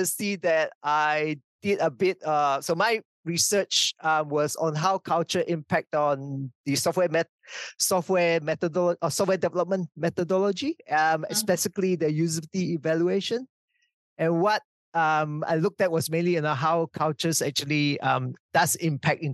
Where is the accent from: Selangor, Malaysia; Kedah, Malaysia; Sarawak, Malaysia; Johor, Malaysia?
Sarawak, Malaysia; also born or lived in Hamilton, New Zealand; now in New Zealand; the new university was actually 20 minutes drive from my hometown